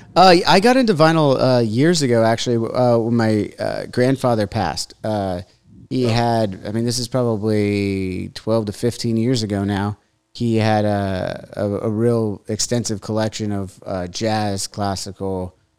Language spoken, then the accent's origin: English; United States; also born or lived in Huntington Beach, United States; as an American